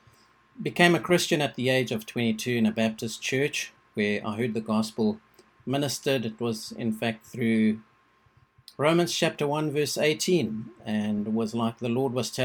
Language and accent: English; South Africa; I was born in South Africa